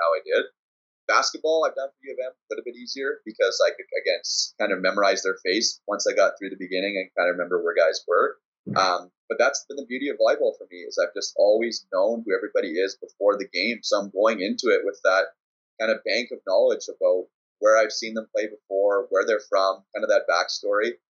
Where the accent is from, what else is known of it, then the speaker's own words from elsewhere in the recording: Winnipeg, Manitoba, Canada; We're from Winnipeg